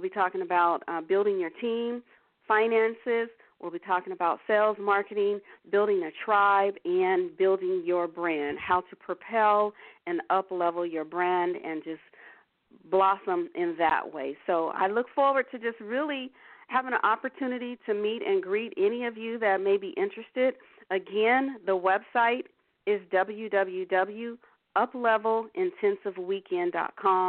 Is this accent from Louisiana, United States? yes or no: no; Los Angeles, California, United States; Los Angeles, California, my home state, home city